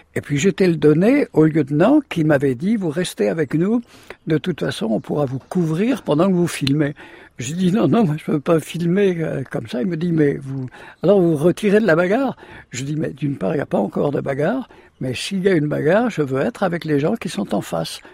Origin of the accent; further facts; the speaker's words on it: Camaret-sur-Mer, Brittany, France; Je suis né à Camaret